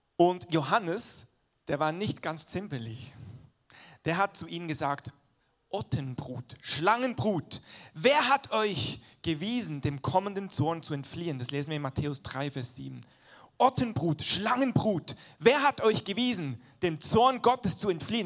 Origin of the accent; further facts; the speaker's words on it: Switzerland; moved away; ich bin halt in der Schweiz groß geworden, der Dialekt ist noch ein bisschen anders als Hochdeutsch